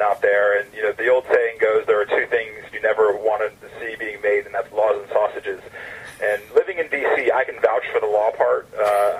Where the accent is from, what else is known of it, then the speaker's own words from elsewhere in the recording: Atlanta, Georgia, United States; I'm a Southern guy. I'm from Atlanta